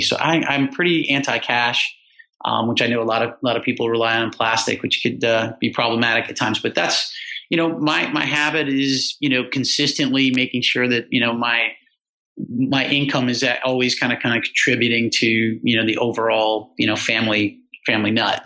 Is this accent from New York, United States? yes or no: yes; New York area, United States; now in Virginia, United States; I love growing up around the New York area.